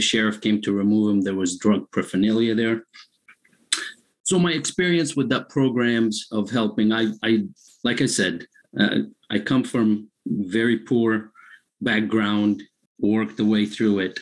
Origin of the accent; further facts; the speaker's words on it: Egypt; now in Lawrence, United States; I'm originally from Egypt